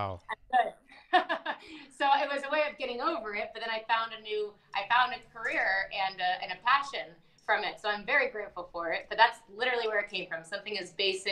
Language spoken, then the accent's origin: English; Appalachia, North Georgia, United States; moved away as an adult; also born or lived in Atlanta, United States; now in New York, United States; I am from Georgia